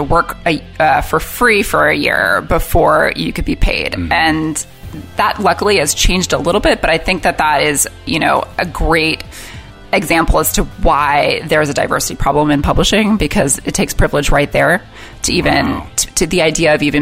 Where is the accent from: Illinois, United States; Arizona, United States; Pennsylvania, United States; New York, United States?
New York, United States; moved away as an adult; also born or lived in London, United Kingdom; I grew up in New York